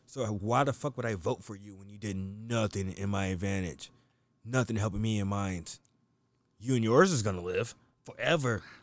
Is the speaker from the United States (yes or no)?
yes; United States; I'm not African, I'm from America